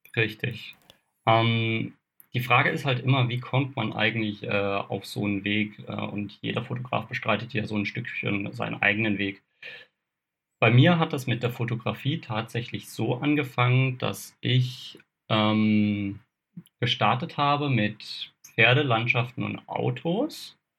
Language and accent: German; Kaiserstuhl, Freiburg im Breisgau region, Black Forest, Baden-Württemberg, Germany; Ich bin ursprünglich aus der Region äh, Freiburg-Breisgau äh, Hochschwarzwald, komme da vom Kaiserstuhl, bin hier halt eben auch aufgewachsen